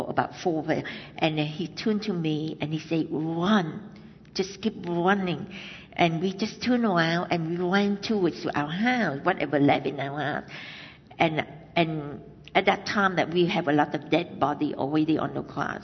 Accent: Vietnam; moved away; I was born in Vietnam, in the South Vietnam, and that it was in 1968.

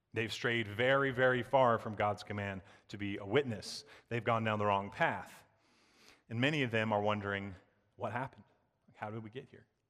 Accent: the South, United States; I grew up in the South, I love the South

